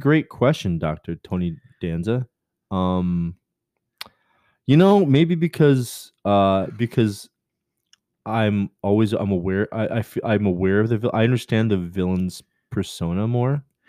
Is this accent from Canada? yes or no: yes; Canada; I'm Canadian.